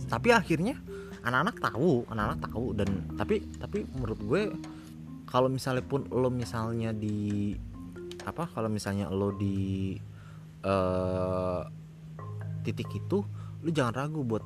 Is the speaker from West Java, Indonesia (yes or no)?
yes; Depok, West Java, Indonesia; Enggak, gue dari Depok Depok pak